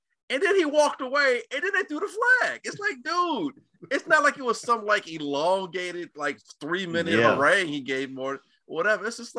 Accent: Chicago, Illinois, United States; as Chicagoan

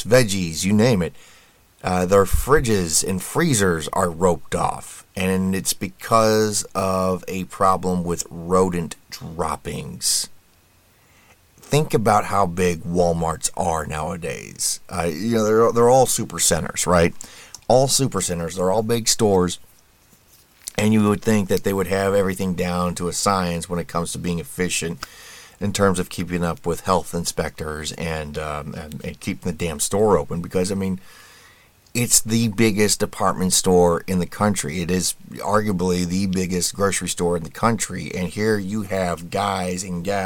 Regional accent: Indiana, United States; my home state of Indiana

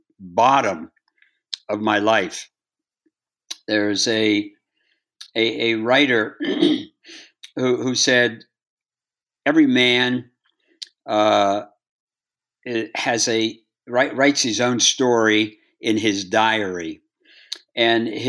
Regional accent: Bridgeport, Ohio, United States; I grew up in Bridgeport, Ohio, 5,000 people, 20 bars and 30 dogs

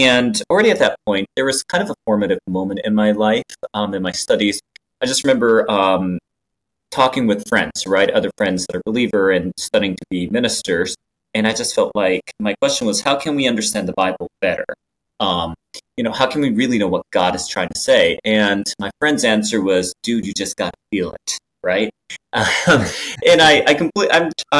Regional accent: Japan; English is a second language; now in United States; I was born and raised in Japan

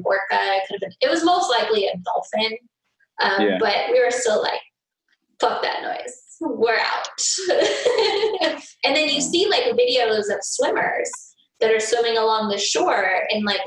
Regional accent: Southern California, United States; now in Las Vegas, United States; I'm from Southern California

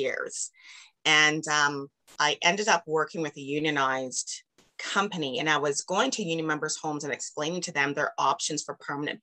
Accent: Canada; I'm from Canada

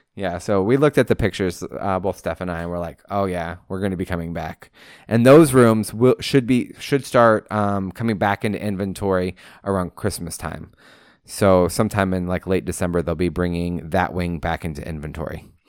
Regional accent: Pacific Coast, West Coast, United States; moved away; what I grew up with on the Pacific Coast

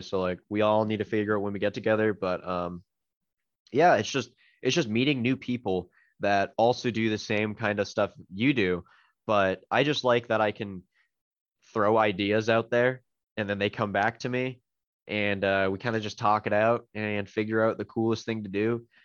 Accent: Canada; I'm Canadian

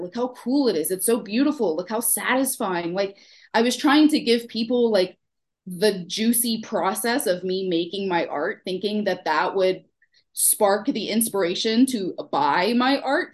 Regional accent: Houston, Texas, United States; accent: Houston; now in Pennsylvania, United States; I'm from Texas. Um, so if you hear any of my like weird Houston accent come out

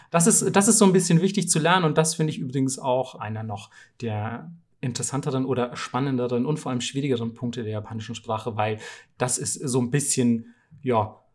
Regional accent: Bamberg, Bavaria, Germany; ich komme ja aus Bamberg. Ähm, das ist eine relativ kleine Stadt in, in Bayern.

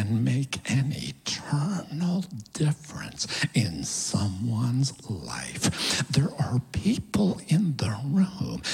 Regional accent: Kansas City, United States; I come from Kansas City

